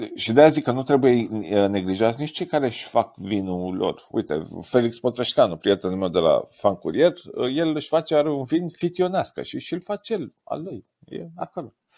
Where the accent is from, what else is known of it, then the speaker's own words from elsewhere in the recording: Romania; sunt mega mândru, ca român